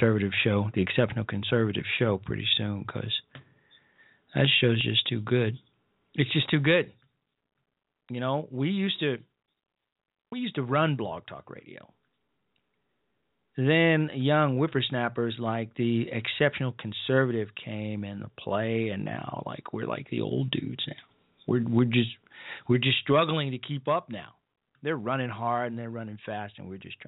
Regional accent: Chicago, Illinois, United States; I grew up in the Robert Taylor Homes, 41st and State, 4120, apartment 602

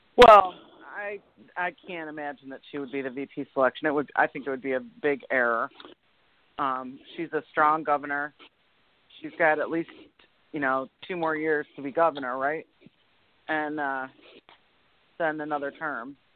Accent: Washtenaw County, Michigan, United States; my home county, in Washtenaw County

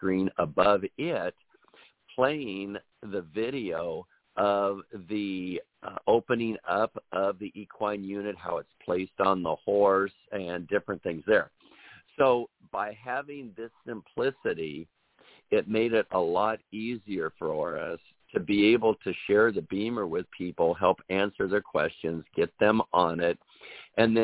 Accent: Des Moines, Iowa, United States; moved away; back in the lovely state of Iowa, my home state in the Des Moines area

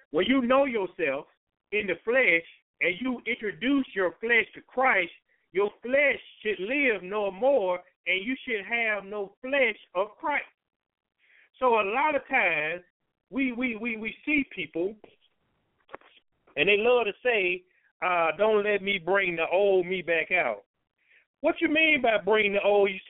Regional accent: Chicago, Illinois, United States; I do this. I'm from the South Side of Chicago, whatever.

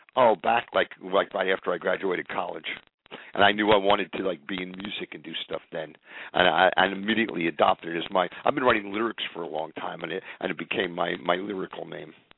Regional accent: central New Jersey, United States; also born or lived in Inwood, New York City; I actually grew up in a place called Inwood until I was about seven or eight years old, and then I was transported to uh, central New Jersey

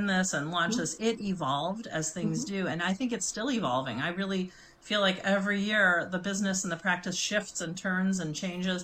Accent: Chicago, Illinois, United States; I grew up in Chicago

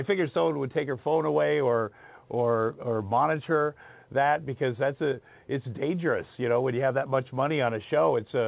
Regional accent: Southeast Iowa, United States; moved away; I grew up in Southeast Iowa, so I'd never been around different kinds of people

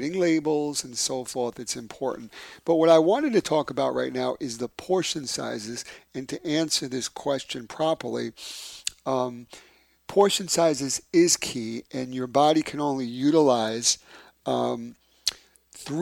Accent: New York City, New York, United States; moved away; my hometown, from Bay Ridge, Brooklyn

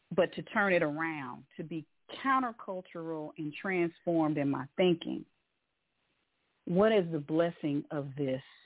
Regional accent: Louisville, Kentucky, United States; now in Atlanta, United States; I'm originally from Louisville, Kentucky, the home of Muhammad Ali, the Louisville Cardinals, and the Louisville Slugger

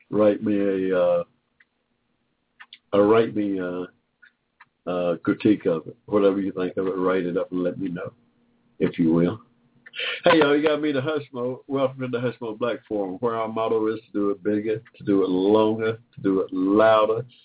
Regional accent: Georgia, United States; born there; I was born in 1945 in Georgia, state of Georgia here

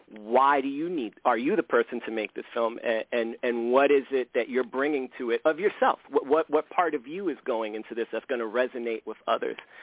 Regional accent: New York City, New York, United States; I grew up in the South Bronx and it's a uniquely Puerto Rican community

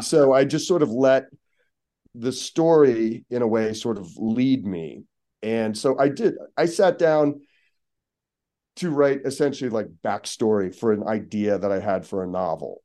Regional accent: Pittsburgh, Pennsylvania, United States; also born or lived in Seattle / Baltimore; now in Los Angeles, United States; growing up in Pittsburgh

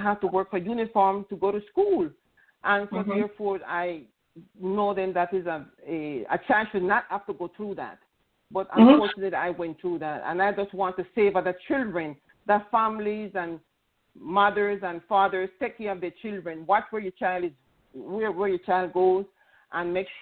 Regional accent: Panama; I come from an Hispanic culture. I'm from Panama

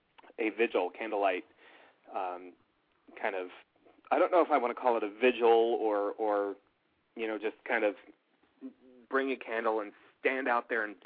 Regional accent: Los Angeles, California, United States; I was born in California.

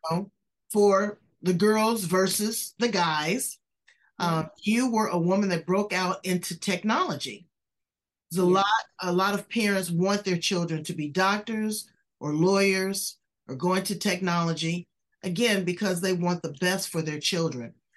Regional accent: California, United States; I'm from California

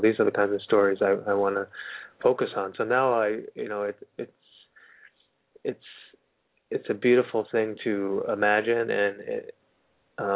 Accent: Littleton, United States; now in Los Angeles, United States; my beautiful hometown of Littleton

